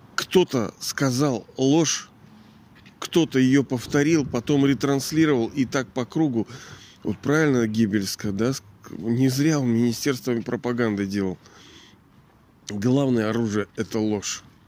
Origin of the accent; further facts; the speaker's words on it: Kronstadt, Saint Petersburg, Russia; я живу вот в этом, даже не знаю, как оценить этот город, в этом Петербурге нашем, Ленинграде. Ну, я родился здесь, в Кронштадте.